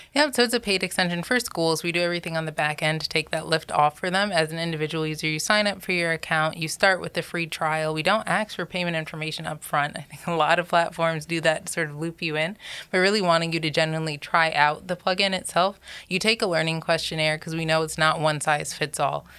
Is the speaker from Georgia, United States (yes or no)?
yes; Georgia, United States; also born or lived in New York; I was raised predominantly in Georgia, I'd say, so from the South